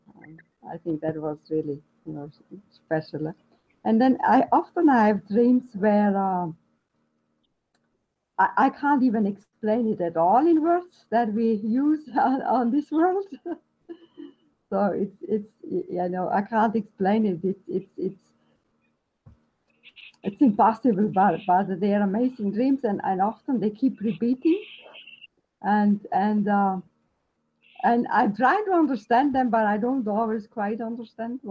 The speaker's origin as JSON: {"language": "English", "country": "Austria", "tie": "born or raised there", "moved": "yes", "lives_now": "Victoria, Canada", "said": "I grew up in Austria, and so I still have a bit of an accent"}